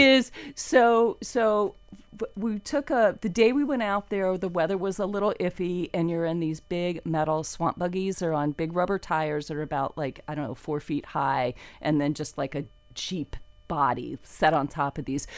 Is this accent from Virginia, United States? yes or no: no; Fort Lauderdale, Florida, United States; also born or lived in Ocala, Florida; I grew up in Fort Lauderdale.